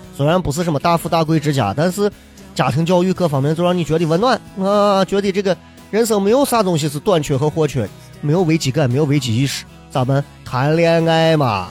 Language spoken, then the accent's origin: Chinese; Xi'an, Shaanxi, China; accent: Xi'an dialect; 我不知道你们能不能听懂我们的方言，但是我的方言仍然是洋气的西安话，我不是那种土锤西安话，洋气的西安话